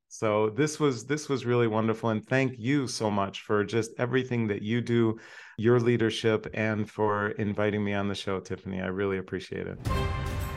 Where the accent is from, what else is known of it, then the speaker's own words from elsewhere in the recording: Hershey, Pennsylvania, United States; when I was 10 years old, moved to Hershey. So I was growing up in Hershey, Pennsylvania